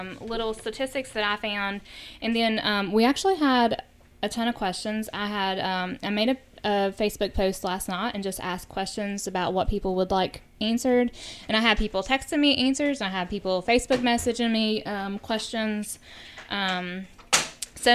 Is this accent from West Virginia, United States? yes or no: yes; Logan County, West Virginia, United States; also born or lived in Lincoln County / Cabell County; I'm from Logan County, so I've lived in Logan, Lincoln, and Cabell County, work in Lincoln and Boone County